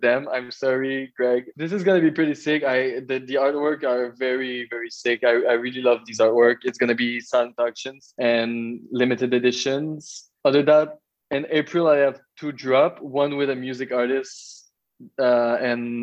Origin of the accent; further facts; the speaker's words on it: Magog, Quebec, Canada; I'm from Magog, a small town from the eastern township of Quebec